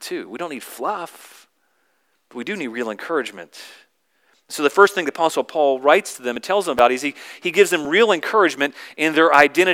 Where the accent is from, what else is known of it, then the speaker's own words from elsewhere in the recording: the South, United States; I grew up in the South, and so once my identity was as a Southerner